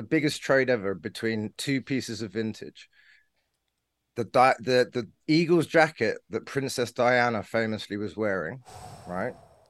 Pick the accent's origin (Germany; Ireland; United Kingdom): United Kingdom; I'm not going to get into an argument about racism because, you know, I'm British.